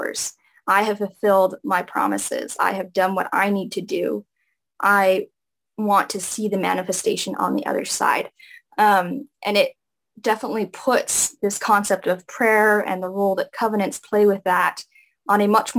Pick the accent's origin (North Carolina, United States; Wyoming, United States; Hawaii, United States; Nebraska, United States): Hawaii, United States; growing up in Hawaii and the Polynesian culture